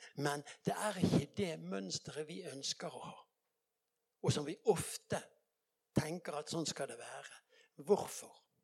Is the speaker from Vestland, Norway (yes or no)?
yes; Bergen, Vestland, Norway; jeg kommer fra Bergen